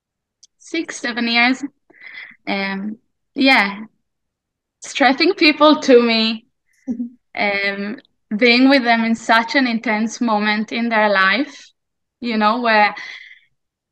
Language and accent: English; Israel; moved away as an adult; also born or lived in New Zealand / Australia; I was born in Israel 34 years ago, and I was here growing up in this land called Israel and everything that that means, until I was 21